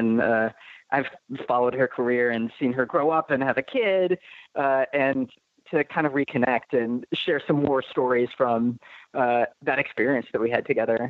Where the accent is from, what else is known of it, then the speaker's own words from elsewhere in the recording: Detroit, Michigan, United States; moved away; We're from Detroit, Michigan